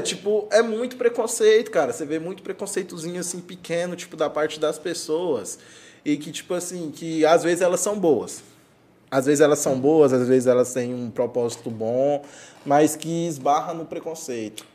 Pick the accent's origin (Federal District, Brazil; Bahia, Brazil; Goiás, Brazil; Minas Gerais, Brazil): Goiás, Brazil; Caldas Novas; also born or lived in Morrinhos, Goiás; Eu sou natural de Morrinhos, mas eu sou criado em Caldas Novas.